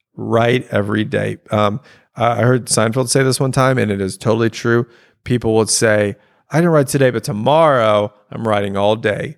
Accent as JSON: {"language": "English", "region": "Louisiana", "country": "United States", "tie": "born or raised there", "said": "I have my specific life of growing up in Louisiana"}